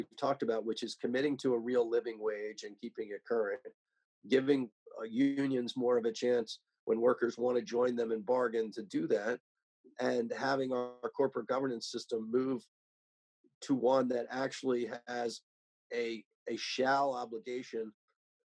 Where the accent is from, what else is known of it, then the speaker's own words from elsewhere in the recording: Delaware, United States; my home state